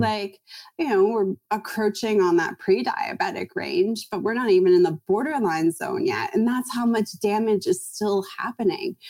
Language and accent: English; Toronto, Ontario, Canada; moved away as an adult; now in California, United States; I'm from Toronto